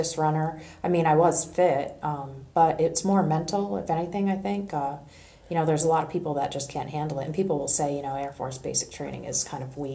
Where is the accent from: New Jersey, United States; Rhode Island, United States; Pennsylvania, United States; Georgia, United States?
Rhode Island, United States; East Providence; I grew up in East Providence, Rhode Island.